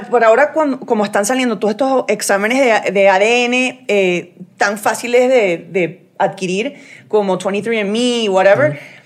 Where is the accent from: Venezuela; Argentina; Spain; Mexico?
Venezuela; also born or lived in United States; yo soy venezolana American